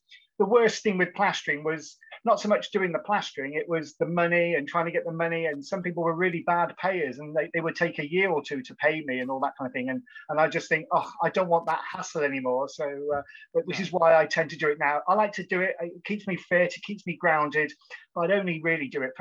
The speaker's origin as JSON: {"language": "English", "town": "Cheltenham", "region": "South West England", "country": "United Kingdom", "tie": "born or raised there", "said": "I was born and raised in Cheltenham in Gloucestershire"}